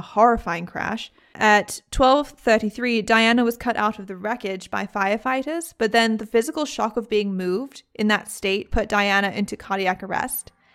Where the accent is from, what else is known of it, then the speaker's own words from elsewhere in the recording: United Kingdom; I'm British